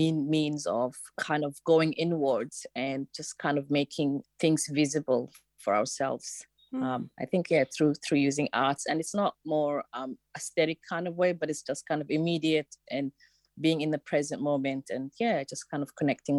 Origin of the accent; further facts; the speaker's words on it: Somalia; born there; moved away; I was born in Somalia, but I came in here as in 1993 as a refugee.